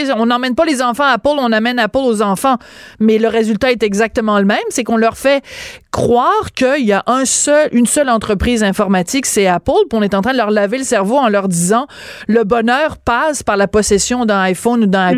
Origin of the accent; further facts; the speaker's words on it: Quebec, Canada; chez nous, à Québécois